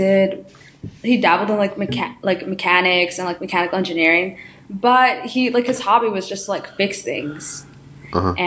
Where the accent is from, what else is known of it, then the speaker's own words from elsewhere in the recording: New York City, New York, United States; also born or lived in Ecuador; I was born in Ecuador and then I basically grew up in New York City, specifically Brooklyn. I grew up in Bushwick